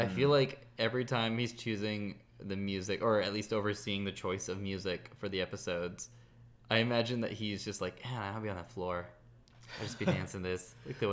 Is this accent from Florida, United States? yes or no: no; Bay Area, California, United States; now in Los Angeles, United States; I'm from the Bay Area and I moved